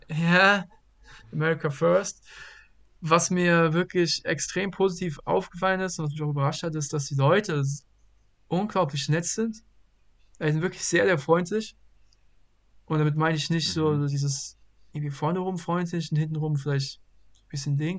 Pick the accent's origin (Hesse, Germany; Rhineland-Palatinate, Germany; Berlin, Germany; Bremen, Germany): Hesse, Germany; Bad Vilbel; moved away as an adult; also born or lived in Brazil; now in Lancaster, United States; nach Hause, nach Vilbel, meine Heimat